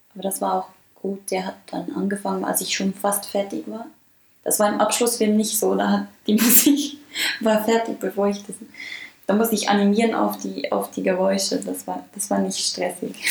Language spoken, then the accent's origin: German; Bern, Switzerland; Ich bin aus dem Kanton Bern.